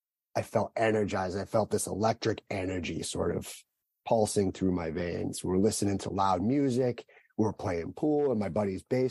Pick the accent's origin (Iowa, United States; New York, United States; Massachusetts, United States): Massachusetts, United States; Southern; I grew up in Southern Massachusetts, the older of two siblings